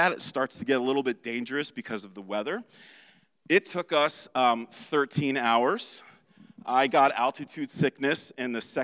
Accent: New York City, New York, United States; moved away as an adult; also born or lived in East Boston; I grew up in Brooklyn, New York, came to Christ in my early 20s

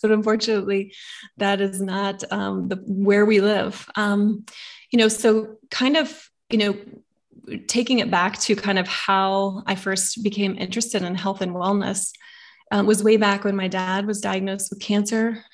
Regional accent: the Bible Belt, United States; growing up in the Bible Belt here

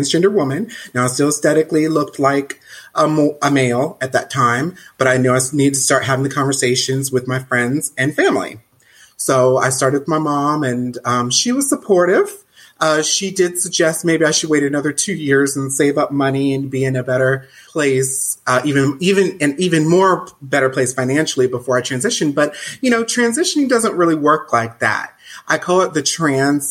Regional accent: Southern United States, home state of North Carolina, United States; moved away as an adult; now in Canada; I grew up in the Southern United States in the 80s and 90s

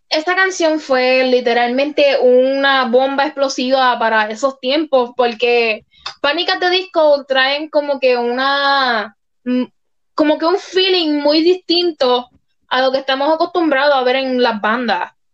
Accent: Puerto Rico; mi país natal Puerto Rico

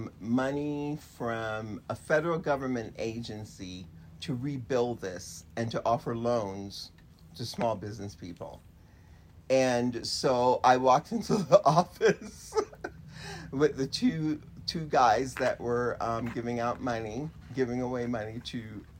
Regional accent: Jamaica; now in United States; So I think not being African American and being, I call myself Jamaican, makes a difference.

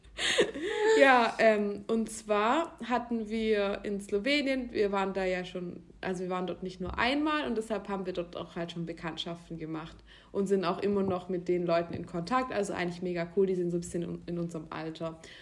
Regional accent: Germany; also born or lived in near Baden-Baden; das bin ich als, als Deutsche

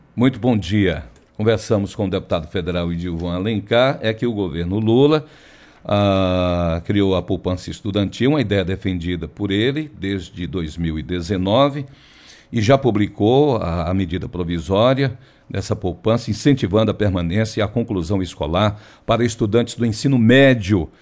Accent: Ceará, Brazil; sou muito bairrista, eu, eu, gosto muito da minha terra

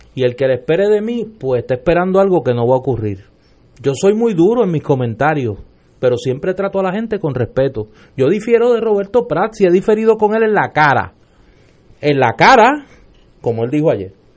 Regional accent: Puerto Rico

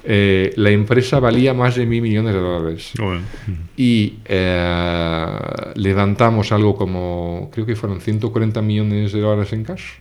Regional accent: Portugal; also born or lived in Paris / France / England; yo nací en París, pero crecí en Portugal, después me fui a Francia y de Francia me fui a Inglaterra.

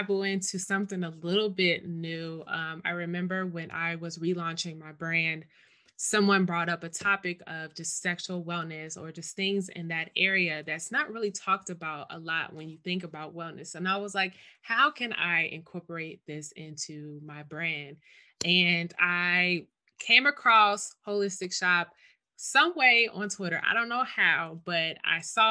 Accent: Dayton, Ohio, United States; now in Columbus, United States; I'm not from Columbus, so my family is back in Dayton

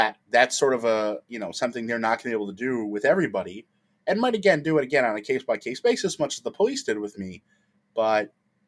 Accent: Detroit, Michigan, United States; also born or lived in Italy; I'm from the Midwest. Obviously, I've discussed I'm from Detroit

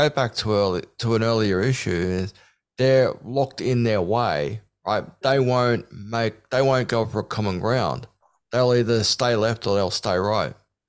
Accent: Australia; Look, I am Australian, right? Because I was born in Australia, so I'm gonna be Australian, you know?

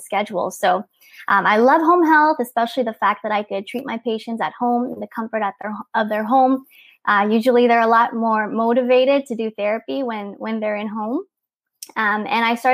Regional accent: near Disneyland, Southern California, United States; I'm here from Southern California, near Disneyland. I was born here, raised here, grew up here

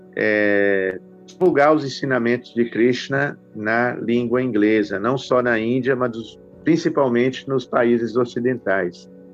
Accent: Belo Horizonte, Minas Gerais, Brazil; now in Nova Gokula, Brazil; eu sou mineiro né, de Belo Horizonte

